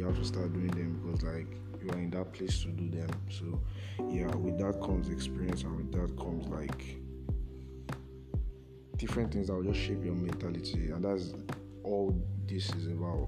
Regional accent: Nigeria; being a Nigerian team

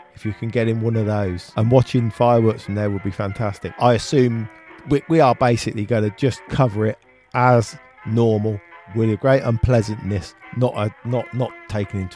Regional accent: United Kingdom; we're British.

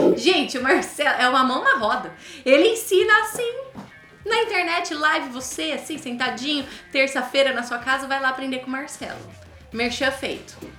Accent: Brazil; first language Portuguese; Nós brasileiros, nossa língua nativa não é o inglês

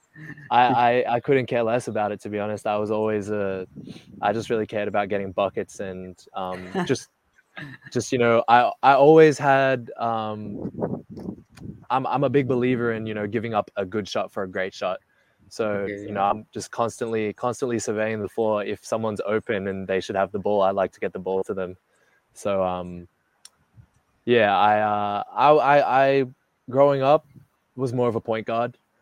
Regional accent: Melbourne, Victoria, Australia; moved away as an adult; also born or lived in Philippines; I was born and raised in Melbourne

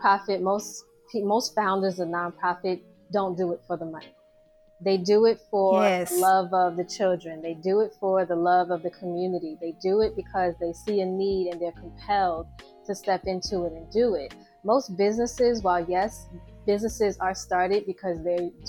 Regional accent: New York City, New York, United States; I grew up in New York City and I am a New York City girl

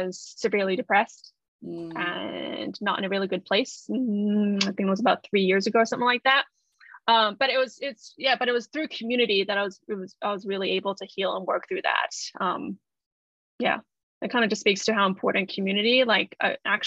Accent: United States; moved away as an adult; also born or lived in Japan; I grew up in the United States

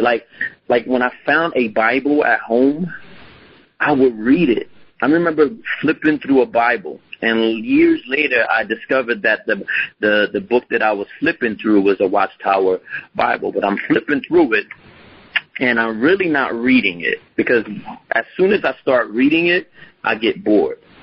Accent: Philadelphia, Pennsylvania, United States; grew up in Philadelphia. To be more specific, I grew up in North Philadelphia.

